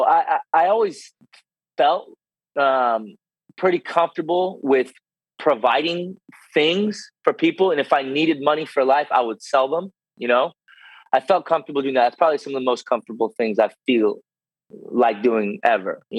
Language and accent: English; United States; first language Russian; English is a second language; also born or lived in Russia; Growing up in the States, I'm like 5 years old.